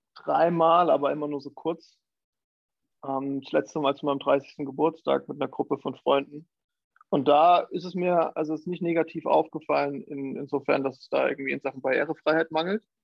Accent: Thuringia, Germany; moved away as an adult; also born or lived in Jena / New York; now in Hamburg, Germany; ich komme ursprünglich aus Thüringen

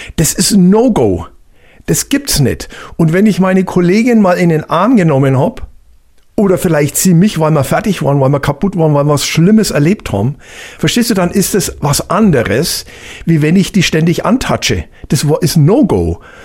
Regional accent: Hallertau, Bavaria, Germany; ich komme ja aus der Hallertau, also Freisinger Hinterland ist ja große äh, äh, Hopfengegend

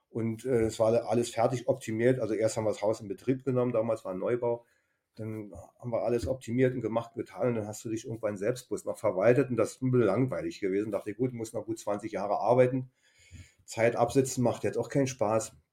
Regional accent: Berlin, Germany; moved away as an adult; also born or lived in Baden-Württemberg; Einfach ein äh, Kulturschock für, für einen Berliner nach Schwaben.

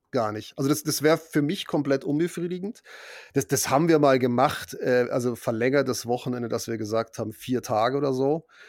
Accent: Munich, Bavaria, Germany; ich bin ja wirklich in Bayern aufgewachsen

